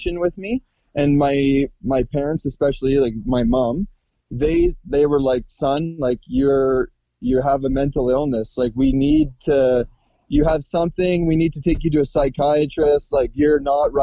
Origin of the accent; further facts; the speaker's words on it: Prince Albert, Saskatchewan, Canada; moved away as an adult; I'm originally from northern Saskatchewan, Canada, Prince Albert